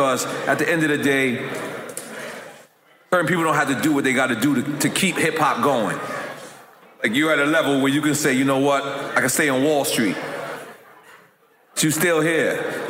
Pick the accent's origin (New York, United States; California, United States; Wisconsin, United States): New York, United States; New York City; because I'm from Queens.